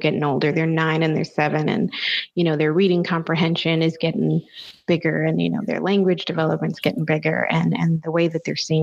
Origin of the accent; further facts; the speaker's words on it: the Bible Belt, United States; I grew up here in the Bible Belt and church was a big deal